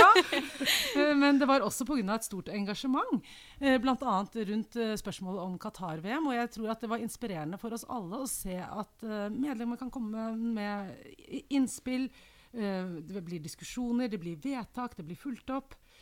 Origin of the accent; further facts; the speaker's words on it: Oslo, Norway; Jeg vokste opp i Oslo